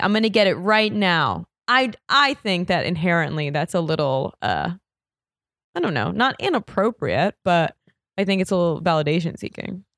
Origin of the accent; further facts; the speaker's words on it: New York City, New York, United States; I'm from New York